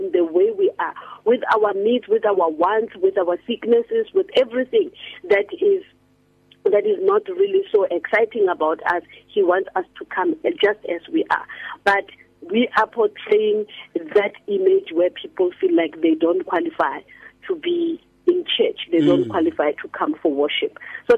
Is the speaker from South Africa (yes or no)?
yes; Rustenburg, North West, South Africa; when I was still growing up in Rustenburg